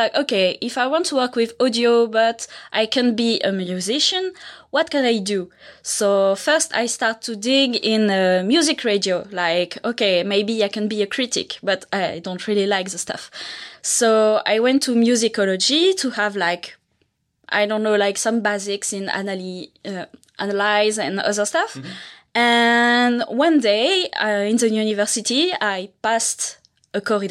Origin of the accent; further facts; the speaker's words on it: France; English is a second language; now in Montreal, Canada; I have an accent. I'm from France.